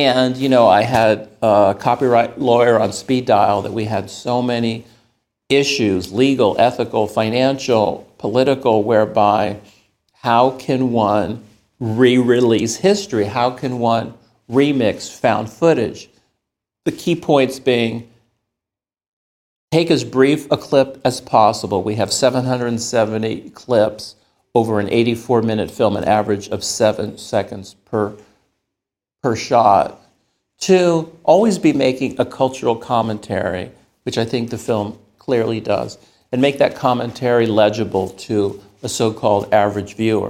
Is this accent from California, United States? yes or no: yes; the Bay Area, California, United States; I grew up in the Bay Area